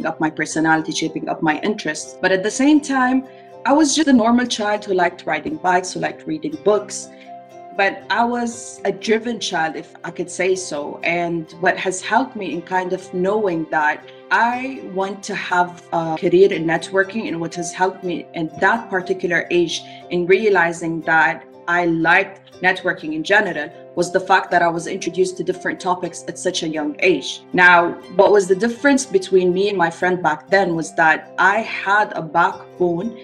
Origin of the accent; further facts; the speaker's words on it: Saudi Arabia; I was actually born and raised in Saudi Arabia